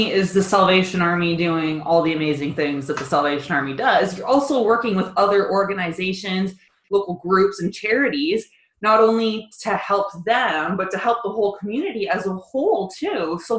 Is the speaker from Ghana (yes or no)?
no; Kitchener, Ontario, Canada; I came from Kitchener. I've only lived here for 2.5 years.